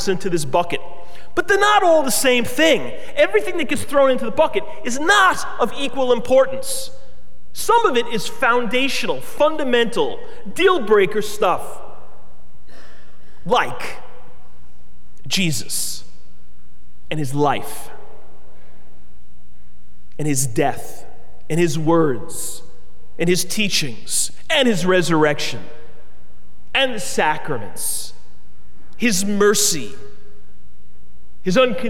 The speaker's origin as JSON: {"language": "English", "country": "United States", "said": "I love being an American, and I'm grateful for it"}